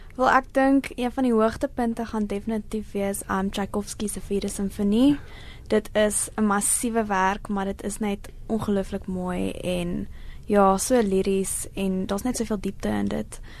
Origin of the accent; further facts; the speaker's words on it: Johannesburg, Gauteng, South Africa; Ek is van Johannesburg